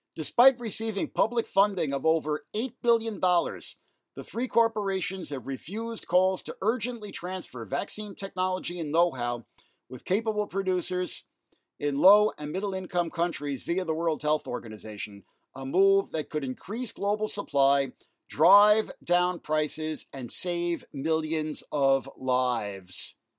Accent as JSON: {"language": "English", "town": "New York City", "region": "New York", "country": "United States", "tie": "born or raised there", "said": "Elmhurst Hospital in Jackson Heights, Queens, where I grew up here in New York City"}